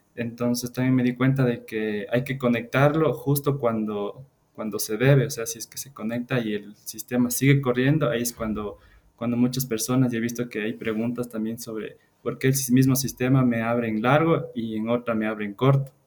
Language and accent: Spanish; Ecuador; soy de, de Ecuador